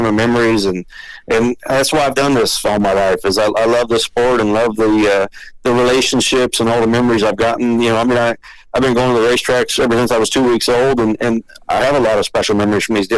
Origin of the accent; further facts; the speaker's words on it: Iowa, United States; I grew up in Iowa, just about 4 hours north of there